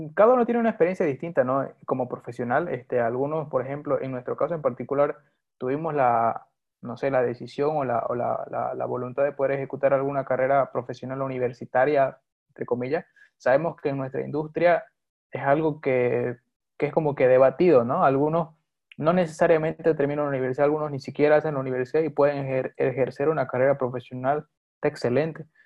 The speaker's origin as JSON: {"language": "Spanish", "country": "Bolivia", "also_born_or_lived": "Santa Cruz", "said": "soy boliviano de nacionalidad. Eh, actualmente resido en la ciudad de Santa Cruz"}